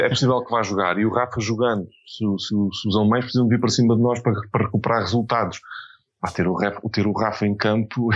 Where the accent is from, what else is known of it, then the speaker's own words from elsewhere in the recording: Fundão, Centro, Portugal; moved away as an adult; also born or lived in Coimbra; now in Lisbon, Portugal; eu nasci no Fundão, vim, depois tive, ainda vivi 10 anos em Coimbra e já cheguei com 27, 28 anos a Lisboa.